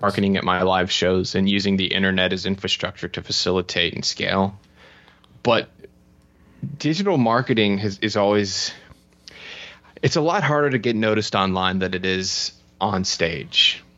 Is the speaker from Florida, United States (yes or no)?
yes; Florida, United States; moved away as an adult; also born or lived in United Kingdom / Spain; I'm from Florida.